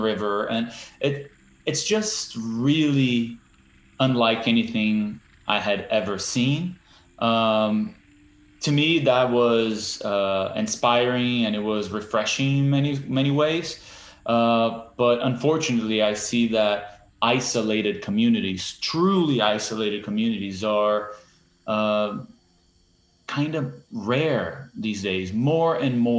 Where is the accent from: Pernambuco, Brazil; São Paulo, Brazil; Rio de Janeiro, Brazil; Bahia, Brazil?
Rio de Janeiro, Brazil; English is a second language; now in New York, United States; I was born and raised in Rio and a lower middle class family, two blocks away from the largest slum in South America